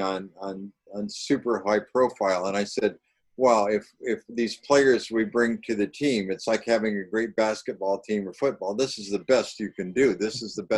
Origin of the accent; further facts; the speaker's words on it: Riverside, California, United States; Growing up in Riverside, I had so much heat, you know, and like the desert